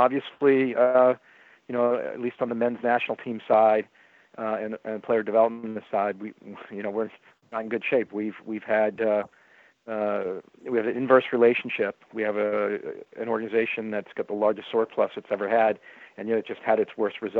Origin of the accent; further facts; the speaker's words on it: Boston, Massachusetts, United States; also born or lived in Baltimore; there's a lot of pride when you're from Boston